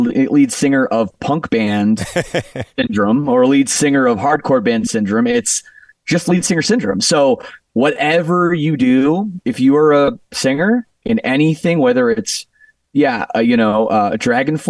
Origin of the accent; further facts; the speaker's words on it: Canada; moved away as an adult; now in Las Vegas, United States; I'm from Canada